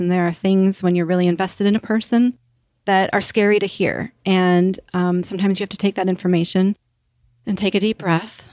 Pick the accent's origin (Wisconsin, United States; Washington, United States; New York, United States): Wisconsin, United States; now in Naples, United States; I'm from Wisconsin